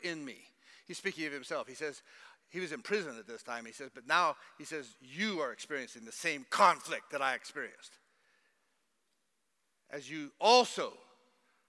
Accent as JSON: {"language": "English", "country": "United States", "moved": "yes", "said": "I'm an American and that I've been here for a while"}